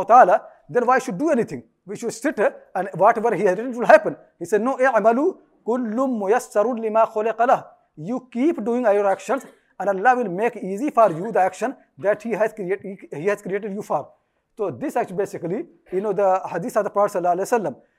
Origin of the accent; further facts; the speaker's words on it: India; I was born in India.